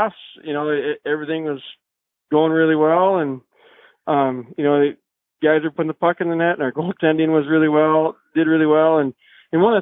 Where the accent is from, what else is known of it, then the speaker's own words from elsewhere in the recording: Hutchinson, Minnesota, United States; I grew up in Hutchinson